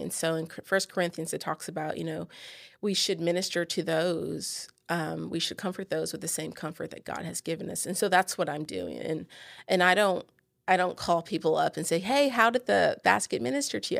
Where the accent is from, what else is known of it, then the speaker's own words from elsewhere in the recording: San Antonio, Texas, United States; now in Bossier City, United States; I live in Bossier City, Louisiana. I'm originally from San Antonio.